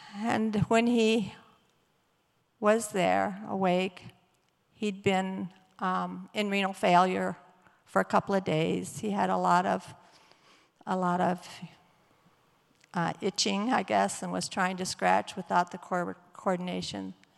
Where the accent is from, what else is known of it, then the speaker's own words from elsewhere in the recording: Battle Creek, Michigan, United States; I grew up in Battle Creek